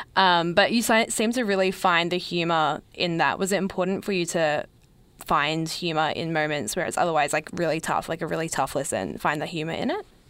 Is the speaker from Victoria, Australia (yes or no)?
yes; Melbourne, Victoria, Australia; growing up in Melbourne